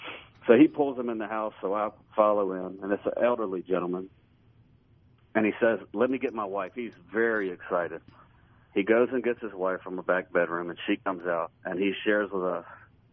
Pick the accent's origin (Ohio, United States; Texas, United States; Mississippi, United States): Mississippi, United States; Tupelo; So I shared with him, I'm from Tupelo, Mississippi.